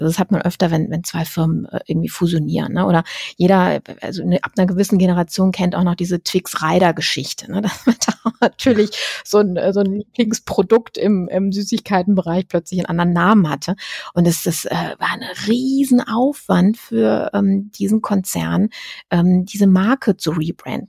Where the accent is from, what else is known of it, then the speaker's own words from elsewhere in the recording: Düsseldorf, North Rhine-Westphalia, Germany; Ich komme ja aus Düsseldorf